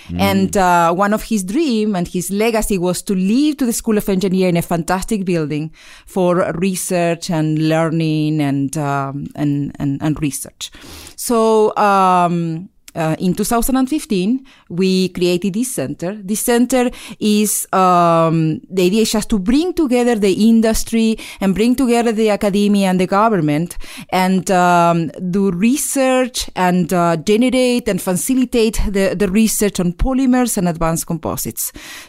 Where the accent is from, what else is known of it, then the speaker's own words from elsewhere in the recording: Argentina; moved away as an adult; now in United States; I'm originally from Argentina. And I came here to the United States in 2000. So I studied at Caltech for 5 years.